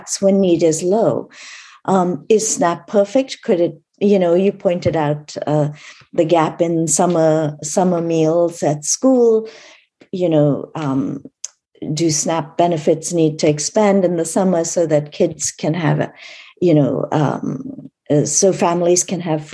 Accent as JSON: {"language": "English", "country": "India", "tie": "born or raised there", "said": "I was born in India a long, long time ago"}